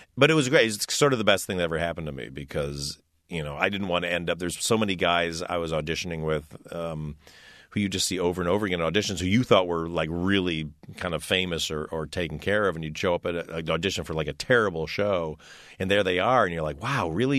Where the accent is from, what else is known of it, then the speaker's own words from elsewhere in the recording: Detroit, Michigan, United States; I was a kid from Detroit